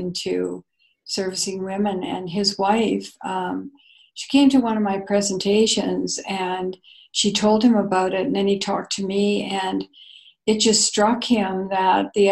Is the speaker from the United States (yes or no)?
no; Canada